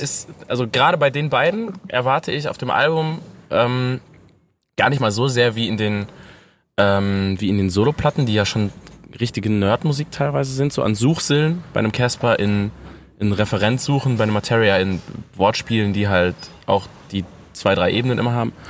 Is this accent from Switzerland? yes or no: no; North Rhine-Westphalia, Germany; dass ich aus Ostwestfalen komme